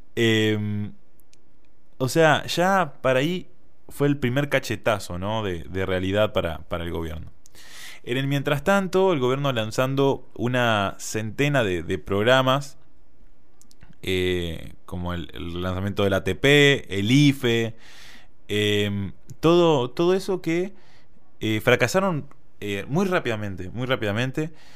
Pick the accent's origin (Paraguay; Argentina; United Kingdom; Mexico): Argentina